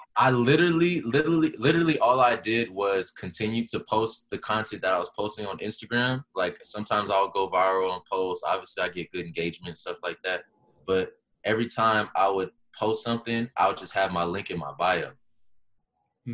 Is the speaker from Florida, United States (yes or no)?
no; Los Angeles, California, United States; I grew up in Los Angeles